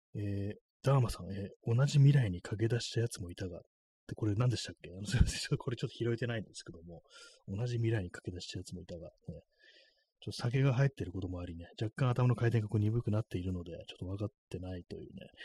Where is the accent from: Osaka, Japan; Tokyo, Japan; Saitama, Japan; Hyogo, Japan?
Tokyo, Japan; 東京生まれ